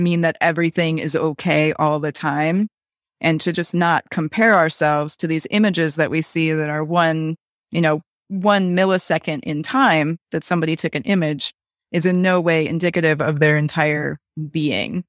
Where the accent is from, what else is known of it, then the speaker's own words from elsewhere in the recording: Wisconsin, United States; I grew up in Wisconsin